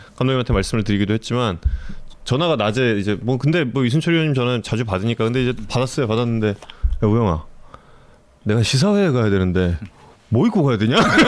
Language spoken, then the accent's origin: Korean; Seoul, South Korea; 한양대학교 부속병원에서 태어났죠.